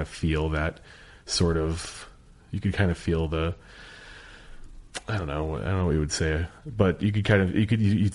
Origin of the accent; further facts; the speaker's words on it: Chicagoland suburbs, Illinois, United States; also born or lived in Skokie, Illinois; I grew up in the Chicagoland suburbs